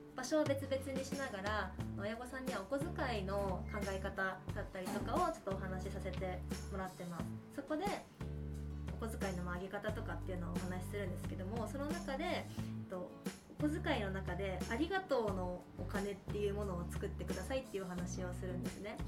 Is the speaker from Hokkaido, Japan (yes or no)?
yes; Tomakomai, Hokkaido, Japan; 私も苫小牧です。